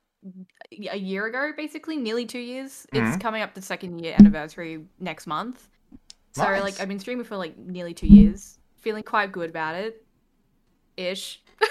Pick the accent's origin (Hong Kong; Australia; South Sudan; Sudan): Australia